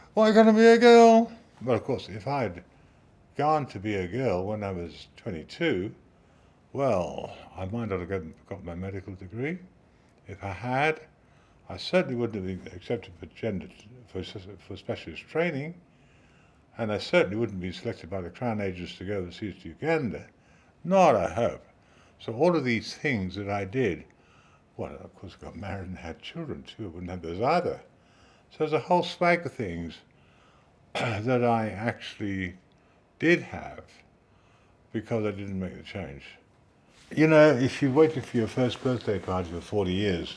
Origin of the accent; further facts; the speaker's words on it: Worcester, West Midlands, United Kingdom; moved away as an adult; also born or lived in Dorset, England; now in Adelaide, Australia; in Worcester in England, in the middle of England, Elgar country